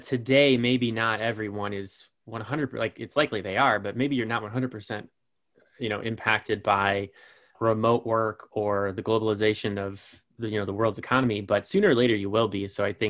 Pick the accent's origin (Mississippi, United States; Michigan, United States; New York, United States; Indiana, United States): Indiana, United States; Elkhart; I'm from Elkhart.